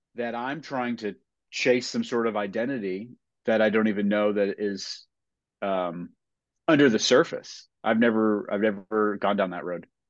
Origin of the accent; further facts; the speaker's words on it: New England, United States; growing up in New England